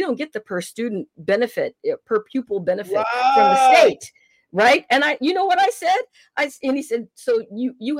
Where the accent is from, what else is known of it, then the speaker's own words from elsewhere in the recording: California, United States; I'm from California